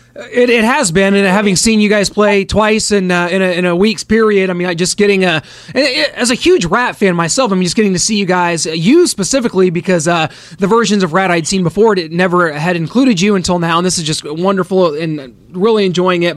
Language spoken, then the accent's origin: English; Kansas City, United States; Kansas City, my hometown